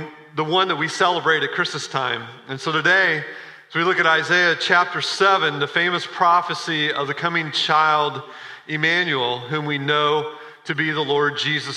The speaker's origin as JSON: {"language": "English", "region": "Midwest", "country": "United States", "tie": "born or raised there", "said": "As a child growing up in the Midwest"}